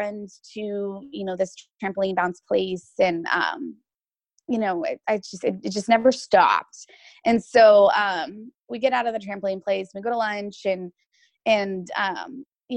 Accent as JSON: {"language": "English", "region": "Washington", "country": "United States", "tie": "born or raised there", "said": "I was born and raised in Washington"}